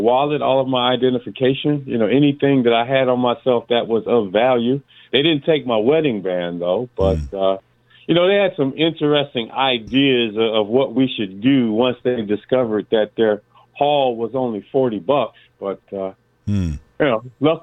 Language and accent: English; Detroit, Michigan, United States; also born or lived in Evansville, Indiana; Native Detroiter, man. I've lived my entire life here, except for that 1 year, I believe it was like third grade, I attended Howard Roosa Elementary in Evansville, Indiana